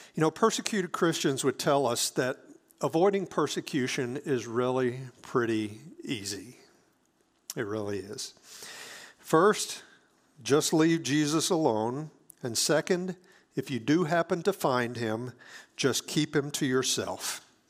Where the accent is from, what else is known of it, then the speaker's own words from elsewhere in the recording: South Mississippi, United States; I grew up in South Mississippi